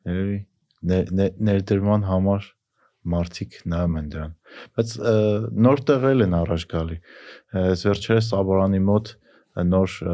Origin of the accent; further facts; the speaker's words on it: Vanadzor, Lori, Armenia; ես Վանաձորից եմ դրա համար Վանաձորյան եմ տալիս